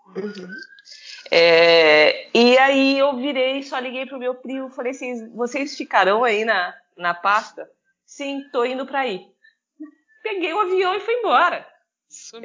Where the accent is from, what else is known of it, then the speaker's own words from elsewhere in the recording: Itumbiara, Goiás, Brazil; moved away as an adult; also born or lived in Portugal; eu sou de Tumbiara, uma cidade de 100 mil habitantes